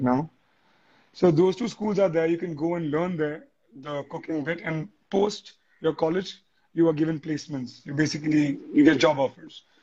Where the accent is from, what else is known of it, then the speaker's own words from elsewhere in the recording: India; being an Indian